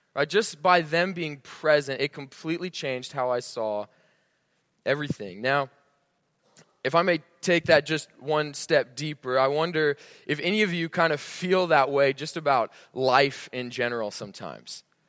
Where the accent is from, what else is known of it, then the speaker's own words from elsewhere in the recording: Norfolk, Nebraska, United States; I grew up in Norfolk, Nebraska